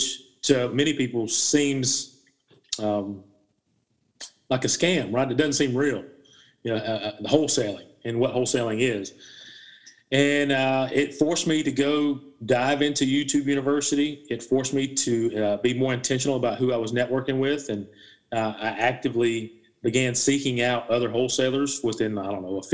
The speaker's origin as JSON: {"language": "English", "region": "South Carolina", "country": "United States", "tie": "born or raised there", "said": "Born and raised in South Carolina, college educated."}